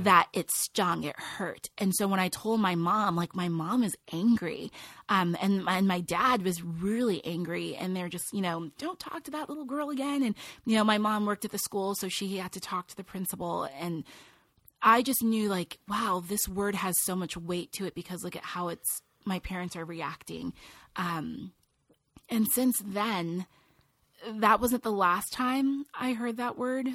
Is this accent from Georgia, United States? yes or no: no; Loma Linda, California, United States; I grew up in, in Loma Linda, California, beautiful community